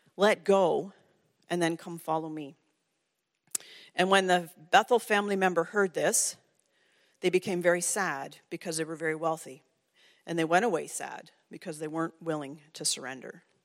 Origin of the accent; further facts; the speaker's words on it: Ontario, Canada; I grew up in Ontario.